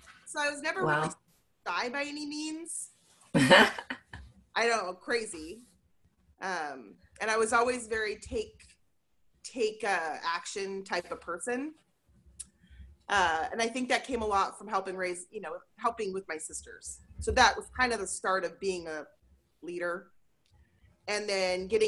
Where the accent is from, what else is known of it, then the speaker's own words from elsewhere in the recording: Portland, Oregon, United States; I grew up in Portland, so that's fun. Grew up in Portland and went to Reynolds High School